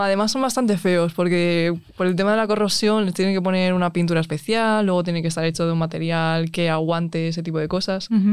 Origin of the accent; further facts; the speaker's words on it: Alcalá de Henares, Community of Madrid, Spain; soy de Alcalá de Henares